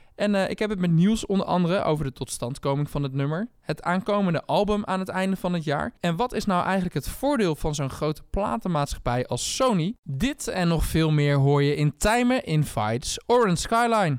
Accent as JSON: {"language": "Dutch", "town": "Zwolle", "region": "Overijssel", "country": "Netherlands", "said": "ik kom dan uit Zwolle"}